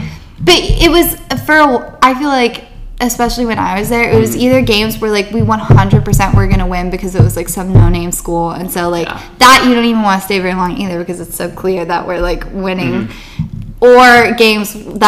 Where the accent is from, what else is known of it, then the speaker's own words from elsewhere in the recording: Texas, United States; moved away; I'm from Texas